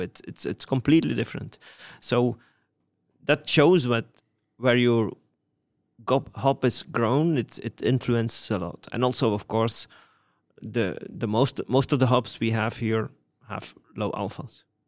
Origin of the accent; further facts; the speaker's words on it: Wevelgem, Flanders, Belgium; my hometown, Wevelgem